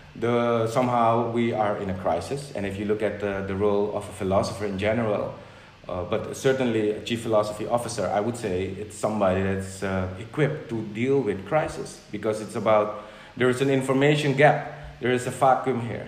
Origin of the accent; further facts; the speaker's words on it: Suriname; first language Dutch; English is a second language; moved away as an adult; also born or lived in Netherlands; now in Curaçao; I grew up in Suriname, which is uh, it's in South America